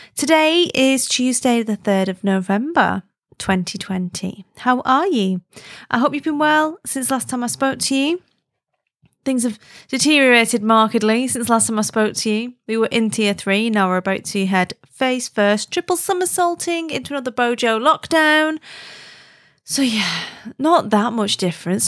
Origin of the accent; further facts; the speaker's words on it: Wigan, North West England, United Kingdom; moved away; I'm from Wigan originally, and I don't live there now, but I'm absolutely, definitely one hundred percent Wiganese, like, grew up in W N one Wiganese